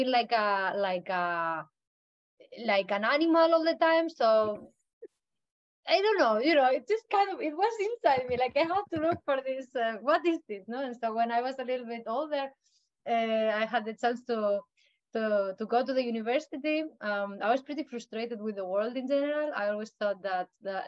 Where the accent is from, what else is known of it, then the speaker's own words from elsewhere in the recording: Madrid, Community of Madrid, Spain; also born or lived in Canary Islands, Spain; now in Iceland; I come from Madrid in Spain. It's the capital, so it's just the center of Spain.